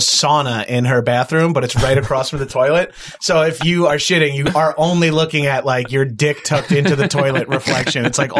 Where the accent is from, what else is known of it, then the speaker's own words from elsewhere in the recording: New York, United States; now in Los Angeles, United States; I'm from New York